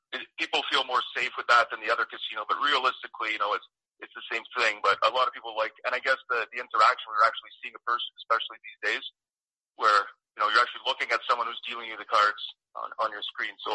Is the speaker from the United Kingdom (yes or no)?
no; Montreal, Quebec, Canada; I'm from Montreal, so we're kind of bred to hate the Leafs and the Bruins